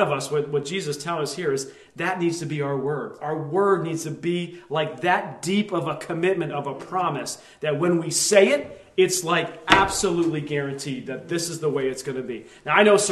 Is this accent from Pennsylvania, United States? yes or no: yes; Lehigh Valley, Pennsylvania, United States; we grew up there in the Lehigh Valley